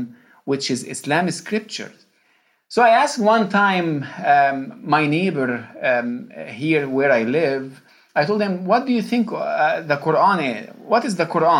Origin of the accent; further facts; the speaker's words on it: Egypt; first language Arabic; English is a second language; moved away as an adult; now in Louisville, United States; I was born and raised in Egypt.